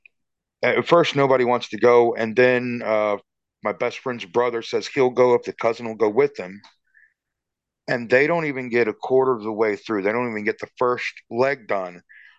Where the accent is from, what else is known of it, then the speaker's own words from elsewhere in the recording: Georgetown, South Carolina, United States; I grew up in Georgetown, South Carolina